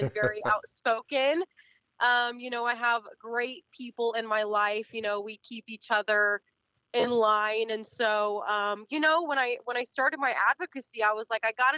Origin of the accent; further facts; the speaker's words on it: Selma, California, United States; now in Tennessee, United States; we grew up in Selma, California. That's where our dairy farm is, or was, I guess. And so we moved out in 2013.